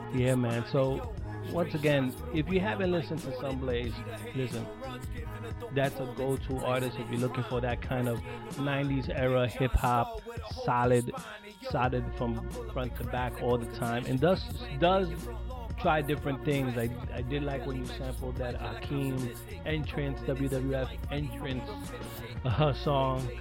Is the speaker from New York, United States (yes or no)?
yes; New York City, New York, United States; I grew up New York, obviously. Brooklyn, I'm from Brooklyn